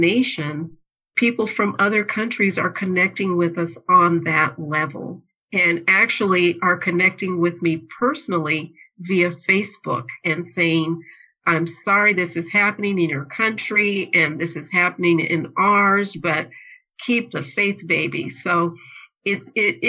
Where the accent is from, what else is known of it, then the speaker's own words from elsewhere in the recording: Phoenix, Arizona, United States; I grew up in Phoenix, Arizona. I grew up in the downtown Phoenix area